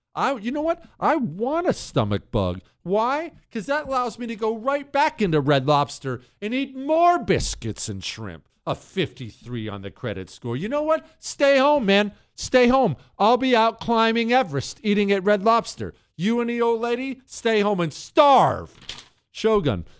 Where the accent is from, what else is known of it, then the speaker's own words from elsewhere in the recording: United States; I'm an American citizen